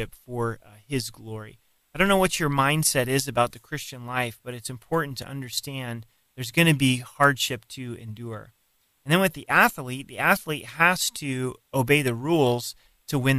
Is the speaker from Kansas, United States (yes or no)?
no; Colorado Springs, Colorado, United States; Colorado Springs is my hometown